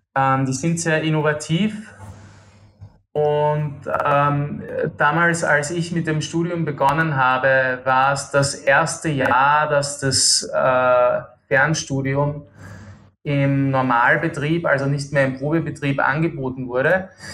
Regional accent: Austria; accent: Austrian; now in Kuala Lumpur, Malaysia; Ich bin ähm, Österreicher, wie, wie äh, deine Hörer wahrscheinlich äh, gut vernehmen können

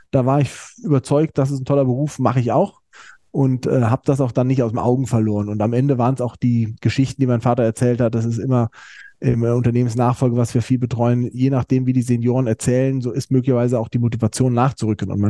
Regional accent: Mainz, Rhineland-Palatinate, Germany; Ich bin in Mainz groß geworden an der äh, Universität, bin dann ein Jahr im Ausland gewesen in Frankreich.

